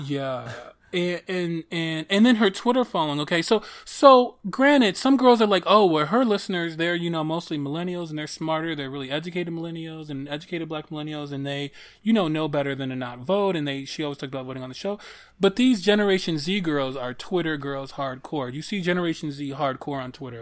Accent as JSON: {"language": "English", "town": "Detroit", "region": "Michigan", "country": "United States", "said": "I'm from Detroit"}